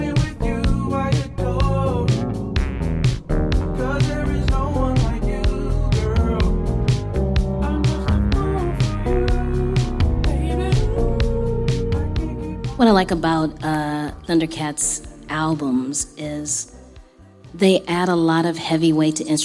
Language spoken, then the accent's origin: English; Los Angeles, California, United States; LA is my hometown